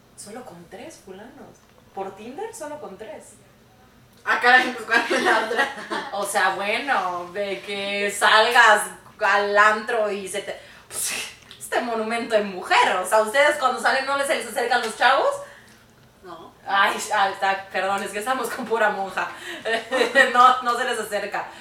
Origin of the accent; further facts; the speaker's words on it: Mérida, Yucatán, Mexico; moved away as an adult; now in Canada; yo soy de Mérida, Yucatán